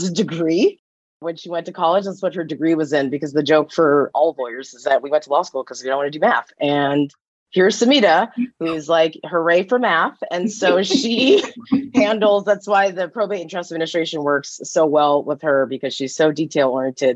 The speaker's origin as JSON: {"language": "English", "region": "California", "country": "United States", "tie": "born or raised there", "also_born_or_lived": "Nevada", "said": "I grew up in California"}